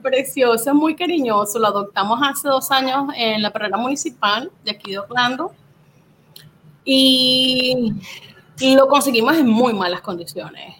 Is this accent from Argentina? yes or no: no; Puerto Cabello, Carabobo, Venezuela; moved away; venezolana, nacida y criada en Puerto Cabello, Estado Carabobo, de nuestra bella Venezuela